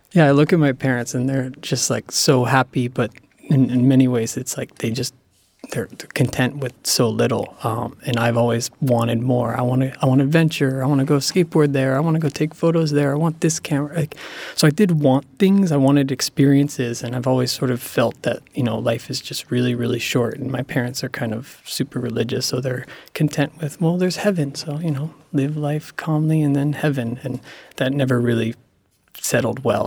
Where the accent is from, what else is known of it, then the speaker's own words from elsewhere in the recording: Cranford, New Jersey, United States; My hometown, Cranford, New Jersey